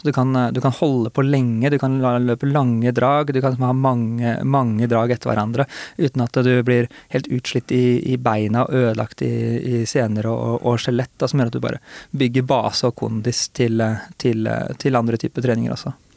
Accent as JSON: {"language": "Norwegian", "town": "Hurdal", "region": "Akershus", "country": "Norway", "said": "lange grusveier, som, som det finnes mange av i Hurdal, der vi er fra"}